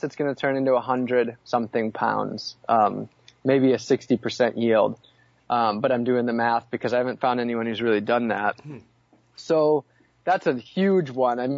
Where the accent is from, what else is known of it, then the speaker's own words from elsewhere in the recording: Wisconsin, United States; now in Orlando, United States; I grew up in Wisconsin on Lake Superior